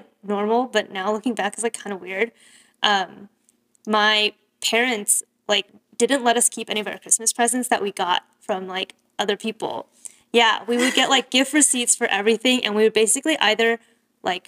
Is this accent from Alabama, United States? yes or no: no; Bay Area, California, United States; growing up in the Bay Area